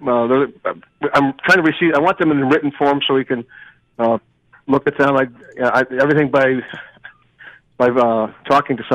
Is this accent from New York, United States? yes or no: yes; Lyndonville, New York, United States; This is my hometown. I grew up here, been here, married